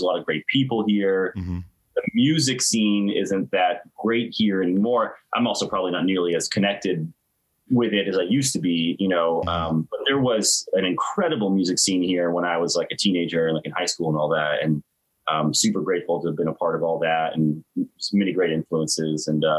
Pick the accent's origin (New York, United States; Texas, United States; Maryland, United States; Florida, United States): Florida, United States; Tallahassee; Yeah, Tallahassee my whole life. Yep.